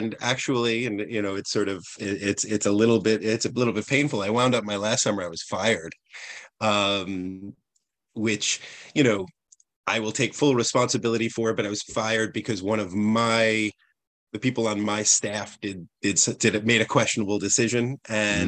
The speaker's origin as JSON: {"language": "English", "region": "outside of New York City", "country": "United States", "tie": "born or raised there", "moved": "as an adult", "lives_now": "Vermont, United States", "said": "I grew up outside of New York City"}